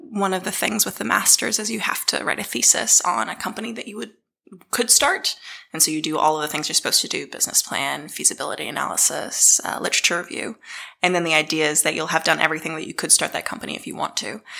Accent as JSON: {"language": "English", "town": "Dunedin", "region": "Otago", "country": "New Zealand", "tie": "born or raised there", "also_born_or_lived": "Boston, United States", "said": "as you can probably tell from my accent, I come from Dunedin. No one ever believes me when I say that. Um, but I grew up uh, between Boston and Dunedin. Um, my mum was a Kiwi, my dad's American. Uh, I moved to New Zealand um, fully when I was 12"}